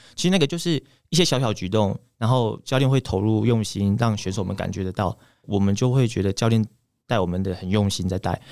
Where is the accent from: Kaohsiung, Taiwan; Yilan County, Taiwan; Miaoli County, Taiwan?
Miaoli County, Taiwan; 我是苗栗人嘛